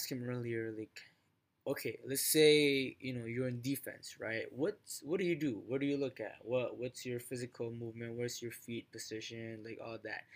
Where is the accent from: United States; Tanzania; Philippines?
Philippines; I'm Filipino